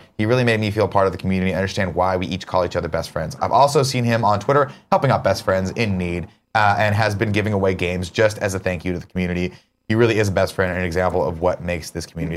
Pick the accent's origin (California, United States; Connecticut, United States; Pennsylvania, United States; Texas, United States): California, United States; Riverside; when I was a kid growing up in Riverside